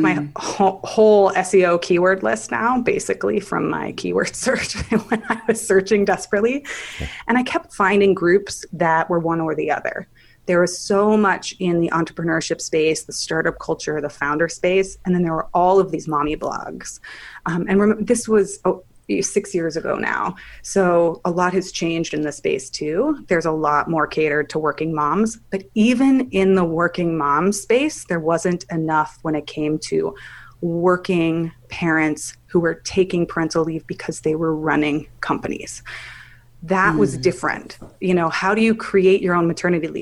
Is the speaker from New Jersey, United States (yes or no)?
no; Palo Alto, California, United States; moved away as an adult; also born or lived in Manhattan; I grew up in Palo Alto in Silicon Valley